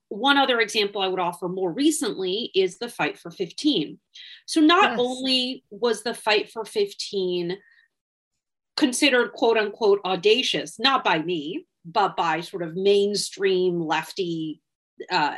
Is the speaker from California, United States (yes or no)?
no; Wisconsin, United States; Wisconsin, which by the way, happens to be my home state